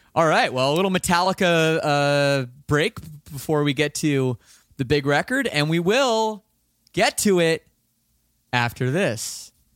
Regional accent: Toronto, Ontario, Canada; I'm from Toronto

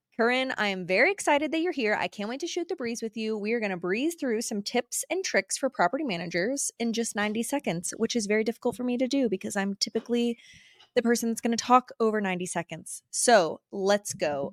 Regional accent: Florida Panhandle, United States; moved away as an adult; also born or lived in Jackson Hole, Wyoming; now in Jackson, United States; I'm actually from the Panhandle of Florida

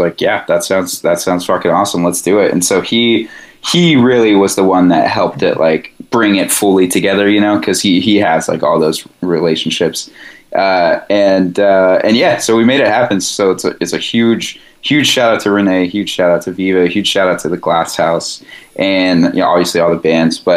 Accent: Corona, California, United States; i grew up in the IE like i grew up in Corona and um mm like Corona Riverside area.

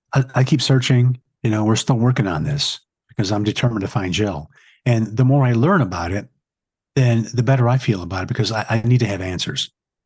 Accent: Atlantic City, New Jersey, United States; He had a barbershop on the boardwalk in Atlantic City. I'm from Atlantic City.

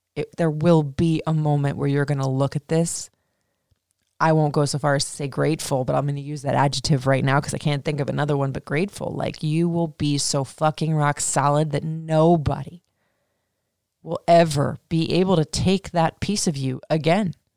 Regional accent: Florida, United States; I was traumatized as a kid growing up in Florida

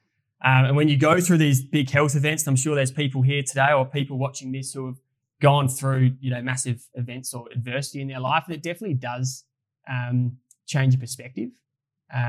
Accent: Adelaide, South Australia, Australia; moved away; we both would love to move back to Adelaide. We're both from Adelaide

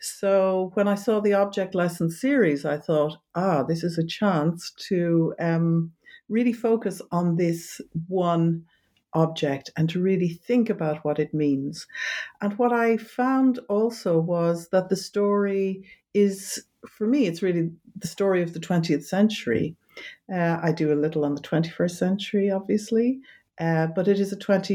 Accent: Ireland; moved away as an adult; also born or lived in London, United Kingdom; now in Amsterdam, Netherlands; originally I'm from Ireland

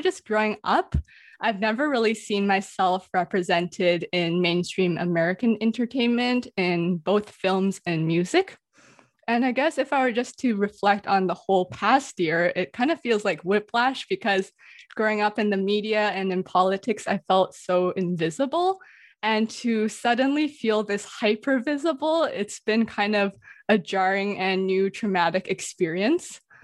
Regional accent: Vancouver, British Columbia, Canada; also born or lived in Toronto; I always respond Canada or Vancouver

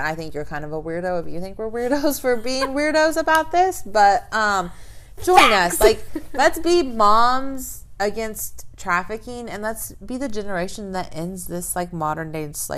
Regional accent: the South, United States; I'm from the South

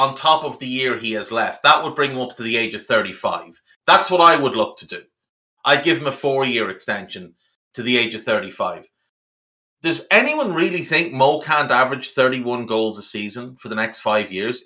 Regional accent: Ireland

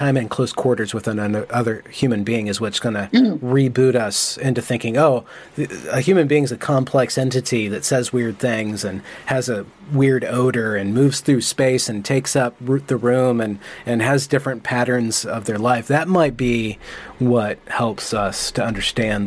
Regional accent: United States; I'm American

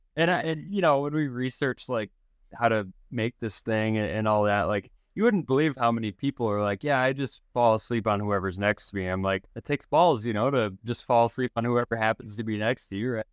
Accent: South Dakota, United States; I grew up in South Dakota

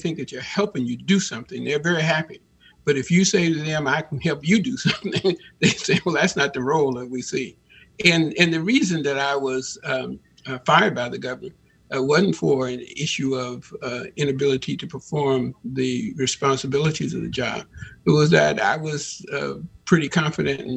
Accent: Chicago, Illinois, United States; moved away as an adult; also born or lived in Pacific Northwest; now in Washington, United States; I grew up in Chicago

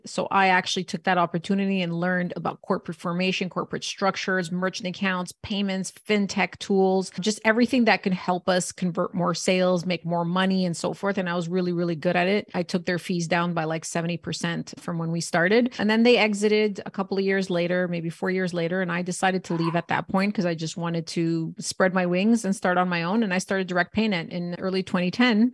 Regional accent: Canada; born and raised in Canada

